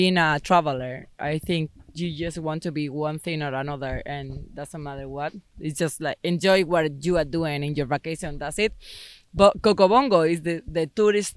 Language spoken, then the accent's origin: English; Madrid, Community of Madrid, Spain; English is a second language; moved away as an adult; also born or lived in Punta Cana, Dominican Republic; I'm from Madrid. So the closest beach is like 4 hours